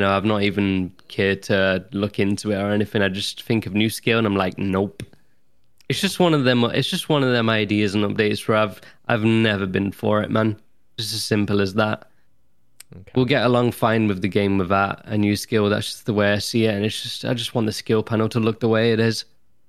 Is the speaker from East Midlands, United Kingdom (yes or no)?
yes; Nottingham, East Midlands, United Kingdom; but I'm well-spoken for a Nottinghamshire lad. Very well-spoken. Whenever I go into town, I've lived in Nottingham all my life, and I get